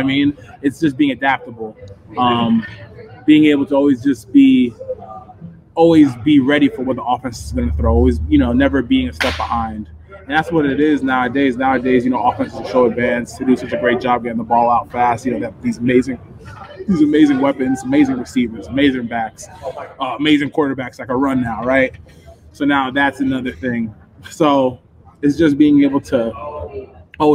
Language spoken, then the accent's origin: English; Stroudsburg, Pennsylvania, United States; moved away; also born or lived in New Jersey; I grew up in Stroudsburg. You know, I was born in Jersey, but was raised in PA